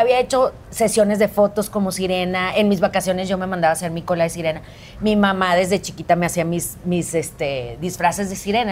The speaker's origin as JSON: {"language": "Spanish", "town": "Monterrey", "region": "Nuevo León", "country": "Mexico", "tie": "born or raised there", "also_born_or_lived": "Philadelphia, Pennsylvania", "said": "súper feliz de que estés en mi tierra"}